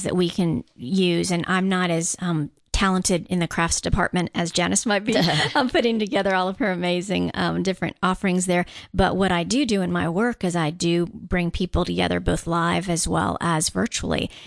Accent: Guam; moved away; I'm actually from Guam.

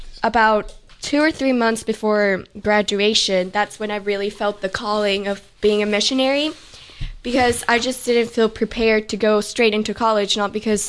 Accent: Mexico; now in Houston, United States; I'm originally from Mexico, but I've been living in Houston, Texas the last few years

